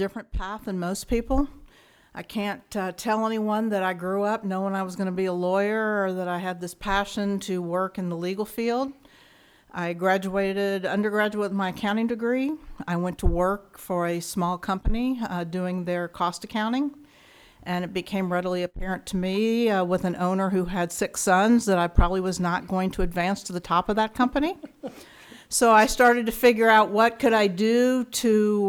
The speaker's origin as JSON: {"language": "English", "town": "Ashland", "region": "Kentucky", "country": "United States", "tie": "born or raised there", "moved": "as an adult", "lives_now": "Arizona, United States", "said": "I grew up in a small town called Ashland, Kentucky"}